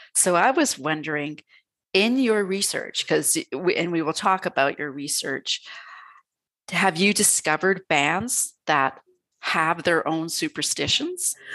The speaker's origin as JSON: {"language": "English", "country": "Canada", "said": "being Canadian"}